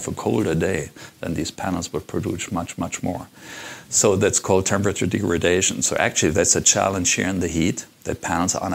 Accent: Germany; moved away as an adult; now in Las Vegas, United States; I'm from Germany. And I used to have a software company in Germany.

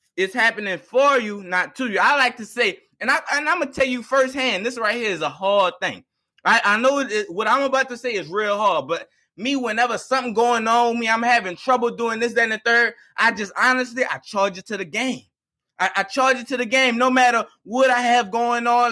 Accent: East Bank, Plaquemines Parish, Louisiana, United States; I'm from the East Baker Plaquemines Parish

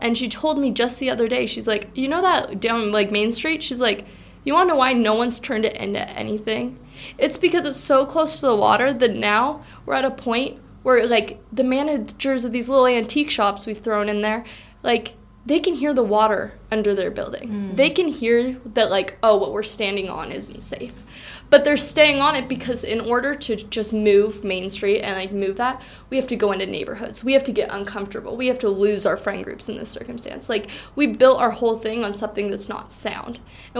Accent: United States; I'm from Washington.

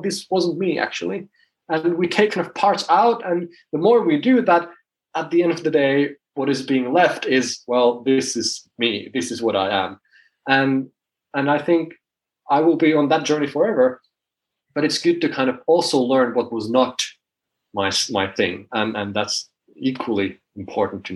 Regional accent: Finland; I'm from Finland

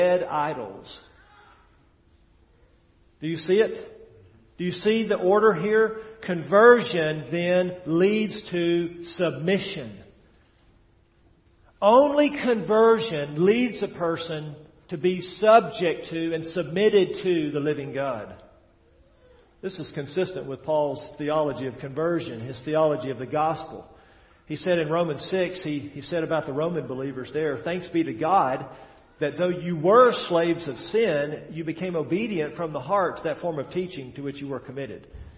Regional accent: Tennessee, United States; moved away; I'm from Tennessee. Back there in Tennessee, at least where I was from, we got about 50 inches of rain a year

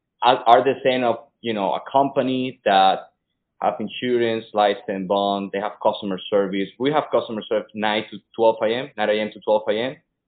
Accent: Venezuela; English is a second language; moved away; Yeah, well, I came from Venezuela 6 years ago and I speak no English.

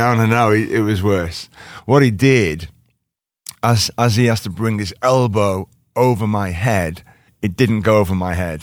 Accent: Liverpool, North West England, United Kingdom; I'm from Liverpool

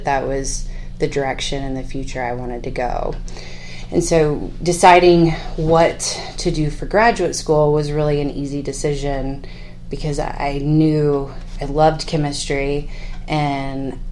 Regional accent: San Patricio County, South Texas, United States; moved away as an adult; also born or lived in College Station, Texas; now in Lubbock, United States; I grew up in South Texas. My father is a cotton farmer, grain sorghum farmer in San Patricio County

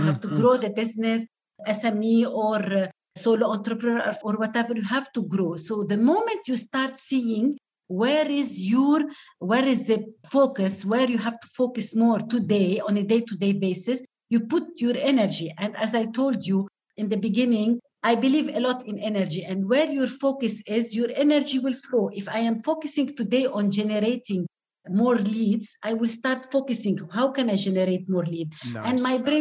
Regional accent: Lebanon; first language Arabic; English is a second language; I am native Arabic speaker. I'm from Lebanon.

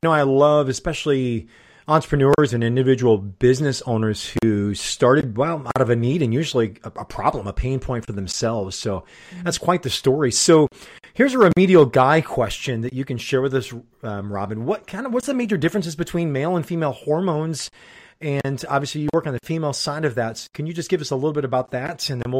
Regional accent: Chicago, Illinois, United States; So depending on how our teams are doing, being a Chicagoan, mine can go very high and very low with theirs.

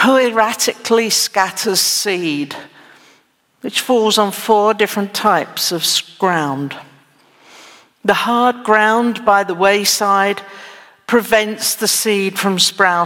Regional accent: England, United Kingdom; also born or lived in United States; now in Texas, United States; I'm not a native Texan, but I was born in England

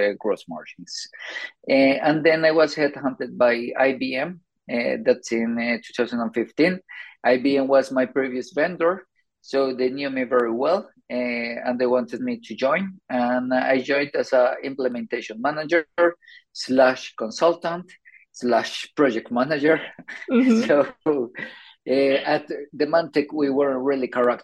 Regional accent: Colombia; moved away as an adult; also born or lived in Sweden; now in Stockholm, Sweden; I'm originally from Colombia. I moved to Sweden around 15 years ago. I did it because of my master's

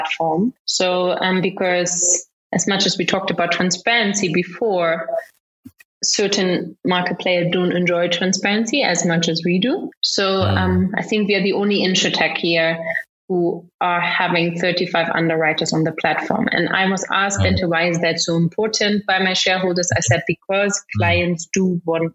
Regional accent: Germany; now in Kenya; I grew up in Germany.

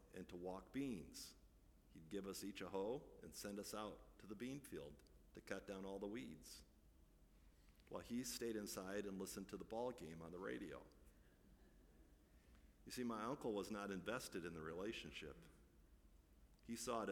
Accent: Midwest, United States; I grew up in the Midwest

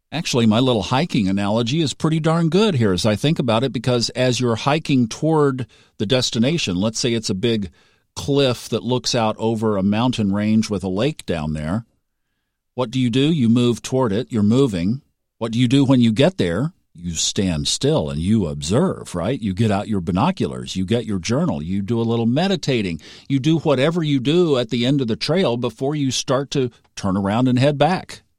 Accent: Tulsa, Oklahoma, United States; moved away; I grew up in Tulsa, which was the northeastern corner of Oklahoma

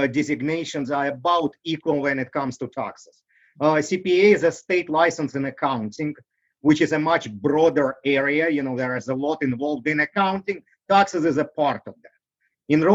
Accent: Russia; English is a second language; moved away as an adult; now in United States; I grew up in Russia.

